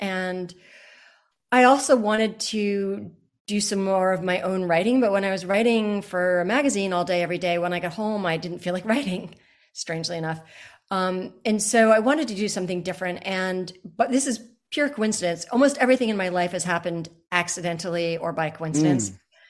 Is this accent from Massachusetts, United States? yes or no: yes; Groton, Massachusetts, United States; I think when I was growing up in Groton, Massachusetts, which is a small town, and it's a very beautiful small town, but that I didn't appreciate that when I was small.